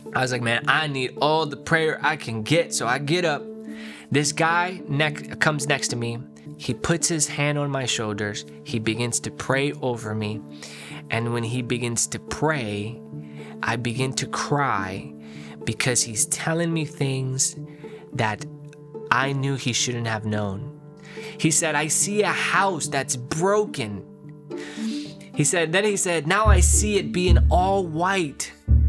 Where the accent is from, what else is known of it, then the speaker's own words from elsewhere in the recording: Long Island, New York, United States; born there; Yeah, so I was born in New York, Long Island, New York, from immigrant parents.